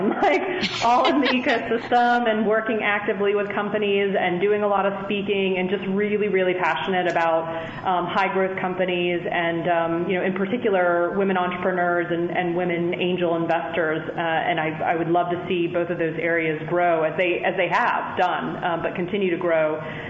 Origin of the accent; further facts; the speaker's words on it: South Carolina, United States; I grew up, was born and raised in South Carolina, and I was well aware of all the stereotypes that come along with that, you know, coming into Penn. I still had a bit of an accent back then.